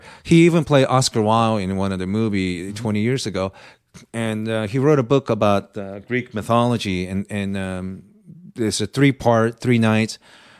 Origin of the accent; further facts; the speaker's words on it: Japan; moved away; I have Japanese name. I grew up in Japan, but ethnically Korean.